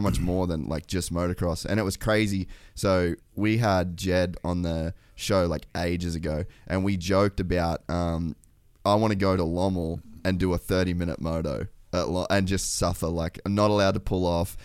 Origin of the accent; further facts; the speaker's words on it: Australia; as an Australian